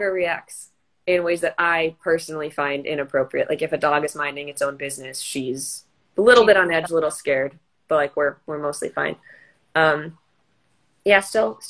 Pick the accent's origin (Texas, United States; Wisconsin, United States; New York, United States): Wisconsin, United States; moved away; from a county shelter up in Wisconsin. It was my hometown shelter